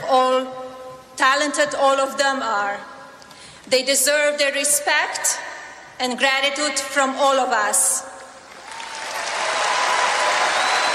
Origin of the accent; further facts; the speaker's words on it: Slovenia; moved away as an adult; also born or lived in Milan / Paris / New York City; now in United States; I was born in Slovenia, a small, beautiful